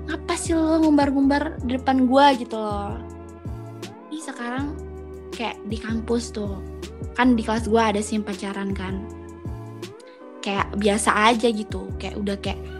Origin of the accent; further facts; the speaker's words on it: Java, Indonesia; tapi gue ngerti kan soalnya kan gue orang Jawa